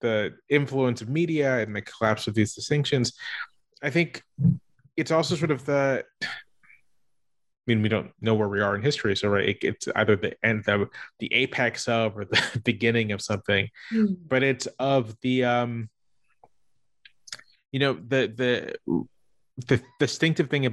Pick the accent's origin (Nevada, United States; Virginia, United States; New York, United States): Virginia, United States; Virginia Beach; I grew up in Virginia Beach